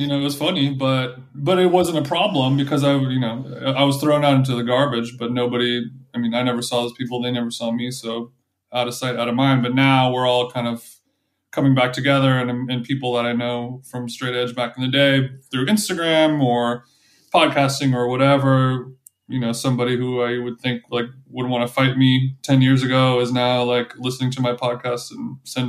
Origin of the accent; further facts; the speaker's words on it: Huntington Beach, California, United States; Yeah, I'm from Huntington Beach. Yeah.